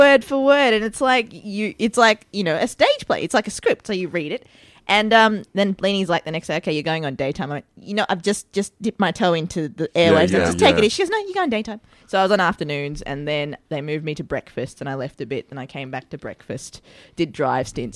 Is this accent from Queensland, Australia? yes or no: no; Melbourne, Victoria, Australia; also born or lived in Sri Lanka / Northcote; I grew up in Fairfield. Fairfield was the first suburb we lived